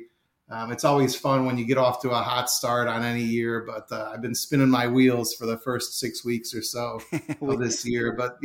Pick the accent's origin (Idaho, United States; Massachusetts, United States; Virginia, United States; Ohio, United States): Ohio, United States; Cleveland; also born or lived in Galveston, Texas; I'm based in the Cleveland area now. I'm originally from Cleveland. I did live in Galveston, Texas for about 4 years in the 90s. And so I've got some ties to Texas. That's kind of my other hometown.